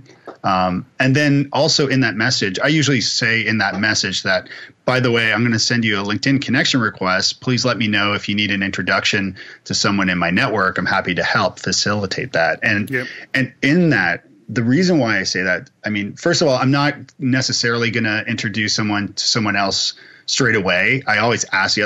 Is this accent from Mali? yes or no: no; Canada; I'm Canadian